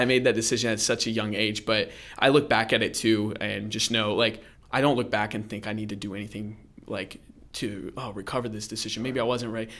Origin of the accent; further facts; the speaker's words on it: Orlando, Florida, United States; moved away; I grew up in Central Florida, um, the Orlando area